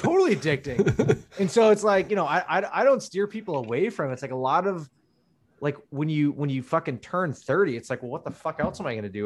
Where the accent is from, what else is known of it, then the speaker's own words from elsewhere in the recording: Menlo Park, California, United States; also born or lived in Redwood City; I grew up in Menlo Park